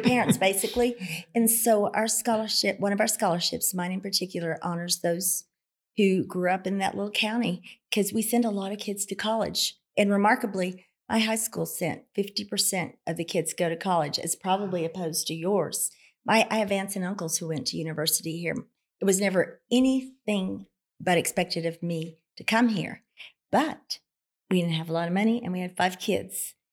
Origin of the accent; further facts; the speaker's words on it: Carnegie, Oklahoma, United States; I was born in Southwest Oklahoma in a very, very small town, a farm community, Carnegie, Oklahoma.